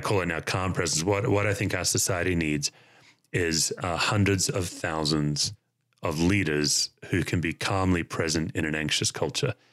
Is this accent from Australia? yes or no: yes; Australia; moved away as an adult; now in United States; as an Australian